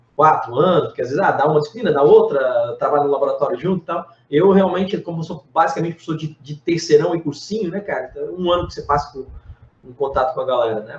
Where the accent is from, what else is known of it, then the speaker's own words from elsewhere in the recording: Blumenau, Santa Catarina, Brazil; lá de Blumenau, que é minha cidade natal